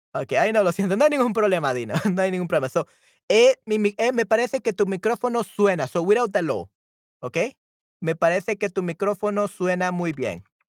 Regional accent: El Salvador; yo soy de El Salvador, okay. Soy de El Salvador en Centroamérica

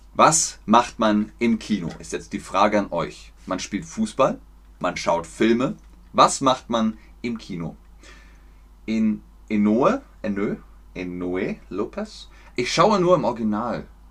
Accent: Germany; ich komme aus Deutschland.

